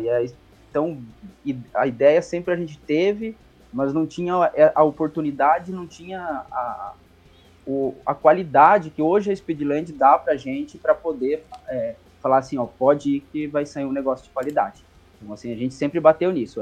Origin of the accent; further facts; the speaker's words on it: Coronel Vivida, Paraná, Brazil; moved away; minha cidade natal lá no Paraná se chama Coronel Vivida